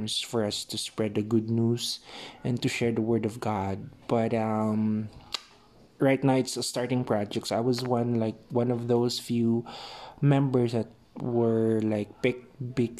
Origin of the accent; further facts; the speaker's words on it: Philippines; I'm from the Philippines